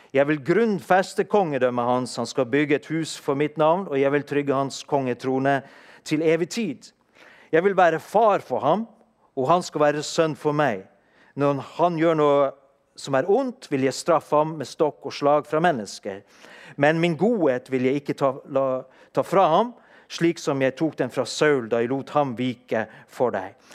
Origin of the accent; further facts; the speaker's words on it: Norway; født og oppvokst i Norge og ha et norsk pass